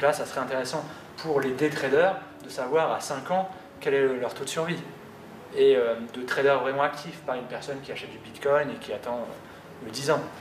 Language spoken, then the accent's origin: French; France; nous en tant que, que Français